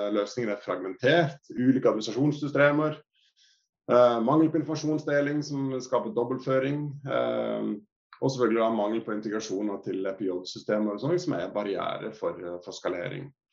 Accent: Sørlandet, Norway; vi er jo fra Sørlandet

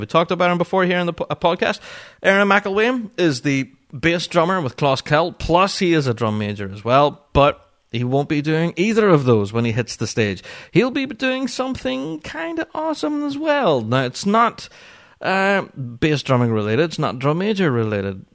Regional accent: Northern Ireland, United Kingdom

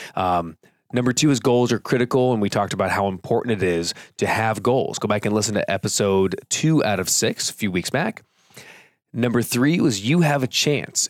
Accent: California, United States; I grew up in California

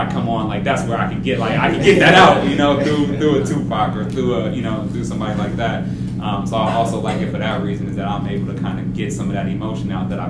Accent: Oakland, California, United States; I'm actually from Oakland, born and raised

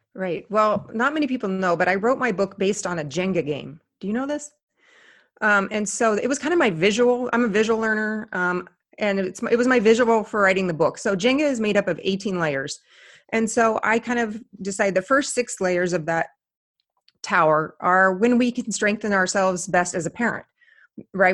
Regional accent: Indiana, United States; moved away; I grew up in Indiana

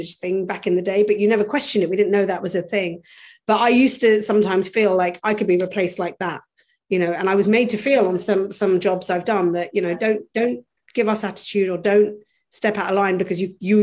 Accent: London, United Kingdom; I grew up in London, which is considered one of the lands of opportunity

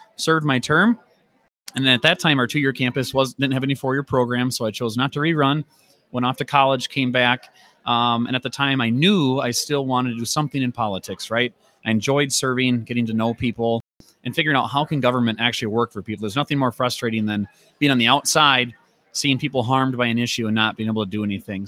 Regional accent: Rice Lake, Wisconsin, United States; I'm from Rice Lake

